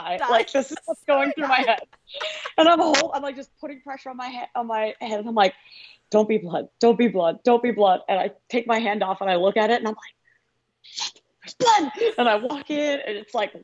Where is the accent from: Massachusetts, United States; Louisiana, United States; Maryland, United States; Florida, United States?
Florida, United States; Jacksonville Beach; moved away as an adult; also born or lived in Ohio; when I was really young, I grew up in Jacksonville Beach.